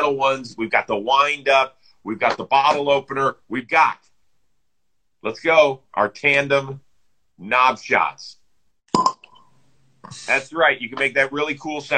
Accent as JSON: {"language": "English", "town": "Cleveland", "region": "Ohio", "country": "United States", "said": "I am from Cleveland, Ohio"}